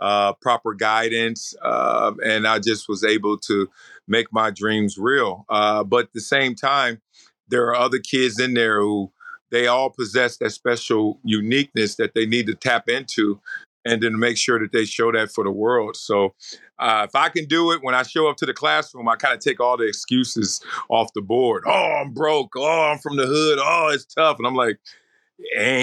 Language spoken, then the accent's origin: English; Compton, California, United States; I'm a kid from a bad neighborhood. I'm from Compton. I'm from South Central